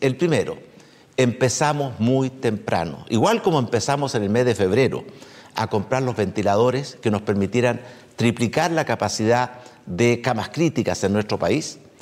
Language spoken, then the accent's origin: Spanish; Chile; me llena de orgullo como chileno